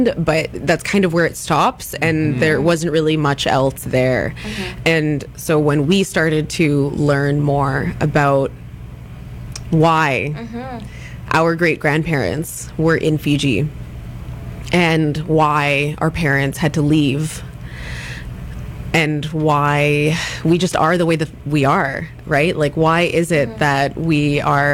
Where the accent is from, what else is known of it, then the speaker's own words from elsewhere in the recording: Ladner, British Columbia, Canada; our young adult lives growing up in Ladner